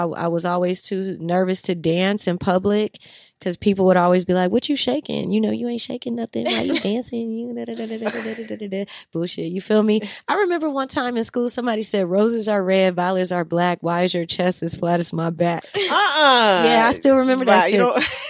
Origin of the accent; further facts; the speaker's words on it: New Orleans, Louisiana, United States; especially when I was growing up in New Orleans, the girls are like 10 with C cups and big old booties.